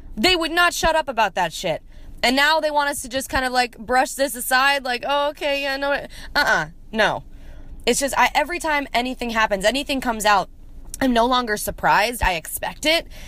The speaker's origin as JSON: {"language": "English", "town": "Columbia", "region": "Maryland", "country": "United States", "tie": "born or raised there", "moved": "yes", "lives_now": "Nashville, United States", "said": "from Columbia, Maryland."}